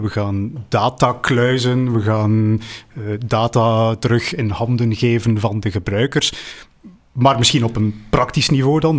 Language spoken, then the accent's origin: Dutch; Flanders, Belgium; wij, als Vlamingen